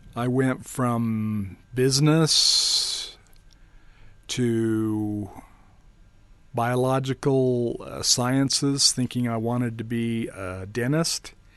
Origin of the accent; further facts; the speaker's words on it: Rigby, Idaho, United States; also born or lived in Tetonia, Idaho; I grew up for, until I was about ten years old in Rigby, Idaho